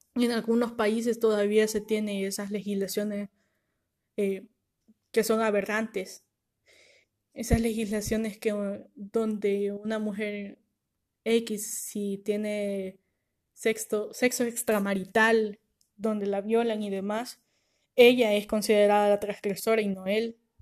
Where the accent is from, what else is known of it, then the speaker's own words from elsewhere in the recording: El Salvador; nosotros como país, o sea, El Salvador